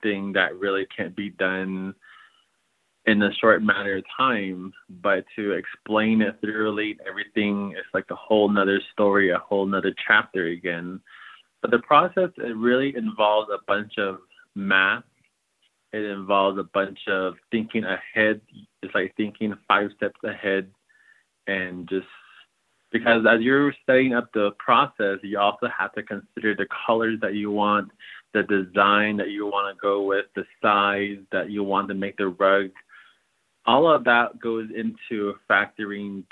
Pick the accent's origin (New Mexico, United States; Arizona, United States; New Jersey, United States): Arizona, United States; Rock Point; I am Dene from the Navajo Nation, and I reside in a place called Rock Point, Arizona